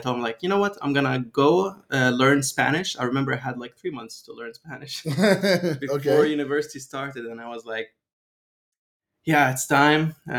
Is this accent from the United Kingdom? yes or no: no; Libya; also born or lived in Austria / Venezuela; I'm from Libya, although I was born in Austria and lived most of my life in Venezuela. But ethnically speaking, I'm 100% Libyan.